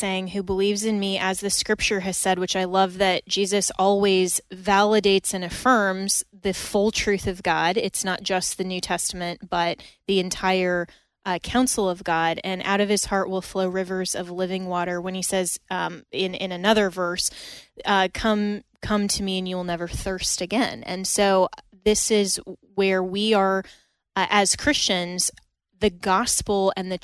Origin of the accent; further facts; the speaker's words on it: Colorado, United States; moved away; my home state of Colorado